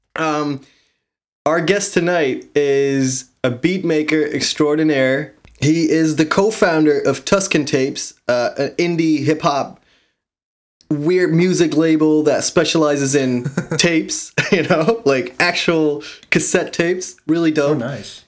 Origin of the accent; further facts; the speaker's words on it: Groningen, Netherlands; you're from my hometown, right? We know each other from back in the Netherlands, from Groningen